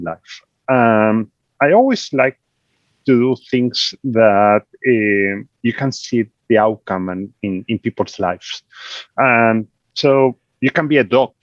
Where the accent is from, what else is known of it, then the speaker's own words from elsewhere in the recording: Argentina; English is a second language; moved away as an adult; I was born in Argentina, so I always say that I'm way south, from the very way south